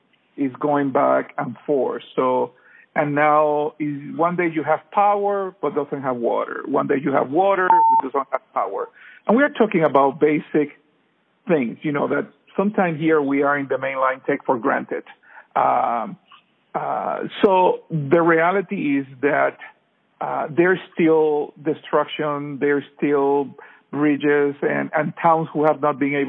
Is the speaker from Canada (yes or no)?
no; Puerto Rico; born or raised there; moved away